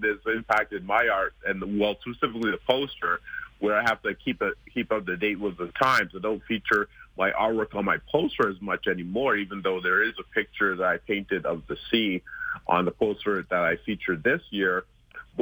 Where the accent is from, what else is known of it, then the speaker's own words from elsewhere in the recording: Canada; being a Canadian myself, born and raised here